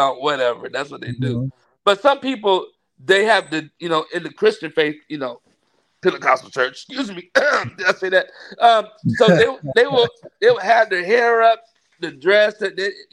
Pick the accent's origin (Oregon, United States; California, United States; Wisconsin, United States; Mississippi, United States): California, United States; Daly City; born or raised there; also born or lived in San Francisco / Stockton